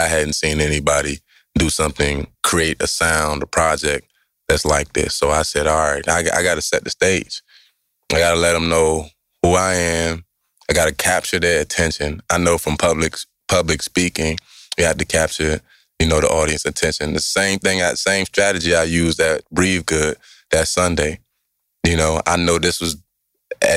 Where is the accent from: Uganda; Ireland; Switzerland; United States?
United States; Maryland; born and raised in Maryland and went to Bishop McNamara High School